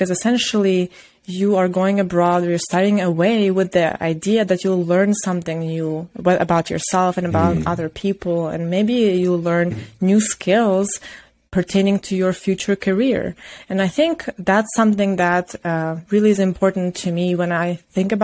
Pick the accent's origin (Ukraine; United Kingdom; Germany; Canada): Ukraine; moved away as an adult; also born or lived in Ivano-Frankivsk, Ukraine; now in United States; It's like 8 hours away from my hometown to my college town